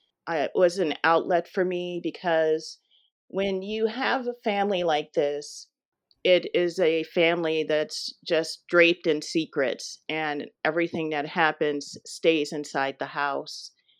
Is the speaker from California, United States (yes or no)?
yes; Los Angeles, California, United States; moved away as an adult; also born or lived in St. Louis, Missouri / Boston; Yes, I was born and raised in Los Angeles, and I stayed there until about 10 years ago.